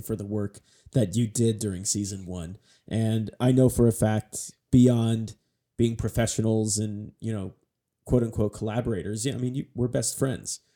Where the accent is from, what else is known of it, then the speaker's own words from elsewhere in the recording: Northern California, United States; we're both from Northern mm-hmm. California